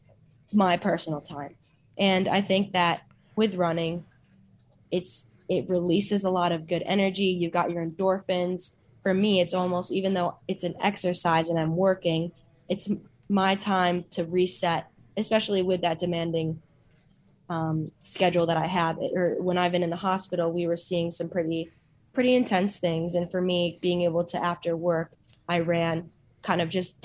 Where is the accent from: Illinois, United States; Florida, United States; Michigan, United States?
Illinois, United States; Chicago; moved away as an adult; also born or lived in North Carolina; now in Durham, United States; I'm originally from Chicago, so I came down to Wake Forest University because I was recruited there